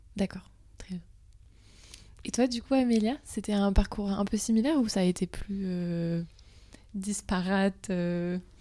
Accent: Brittany, France; je viens de Bretagne

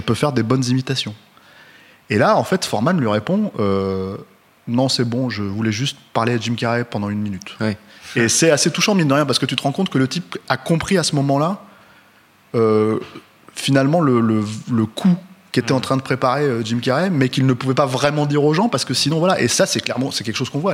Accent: France; on est français

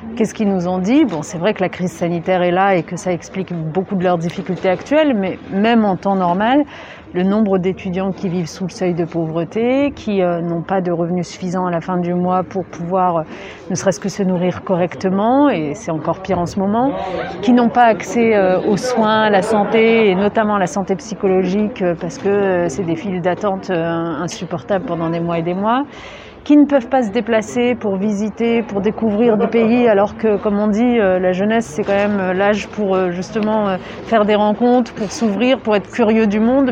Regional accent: Lyon, Auvergne-Rhône-Alpes, France; je suis lyonnaise à la base

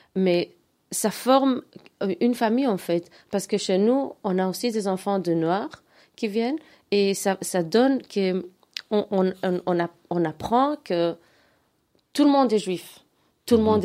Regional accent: Antwerp, Flanders, Belgium; je suis grandi en Verse

